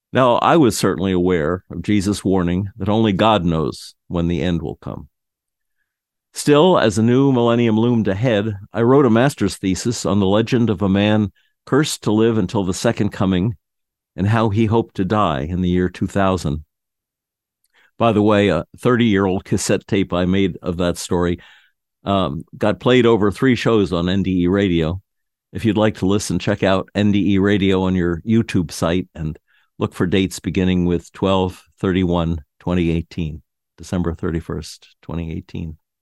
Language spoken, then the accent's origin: English; New York City, New York, United States; I was born in Manhattan